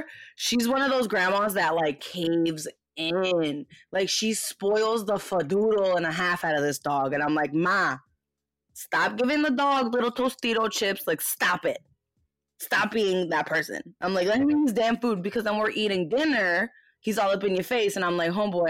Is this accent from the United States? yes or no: yes; United States; I was born in the States.